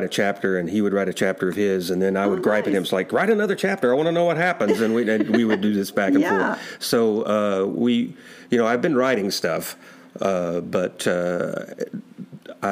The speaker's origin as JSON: {"language": "English", "region": "South Arkansas", "country": "United States", "moved": "yes", "said": "I'm originally from South Arkansas"}